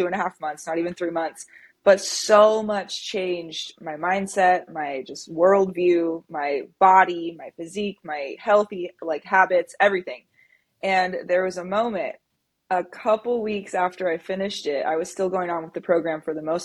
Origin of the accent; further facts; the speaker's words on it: Central Valley, California, United States; also born or lived in San Diego; I'm from the Central Valley in California. That's where I was born and raised